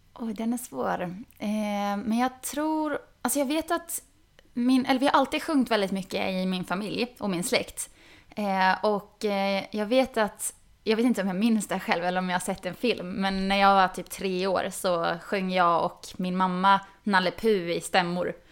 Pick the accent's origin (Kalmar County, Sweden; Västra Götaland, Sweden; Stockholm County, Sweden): Västra Götaland, Sweden; Falköping; accent: västdialekt, västgötska; Jag är inte från Göteborg, men jag är från Falköping.